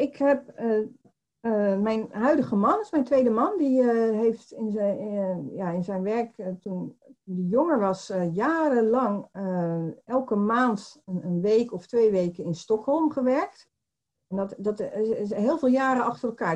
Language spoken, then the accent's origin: Dutch; Poortugaal, South Holland, Netherlands; now in Barendrecht, Netherlands; ik ben geboren in Portugal. Dat, dat is een dorpje onder de rook van Rotterdam.